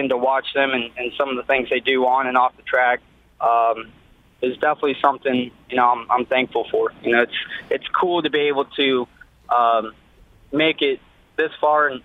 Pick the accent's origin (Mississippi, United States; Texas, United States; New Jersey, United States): Texas, United States; Austin; growing up in Austin, back then there wasn't a whole lot of racing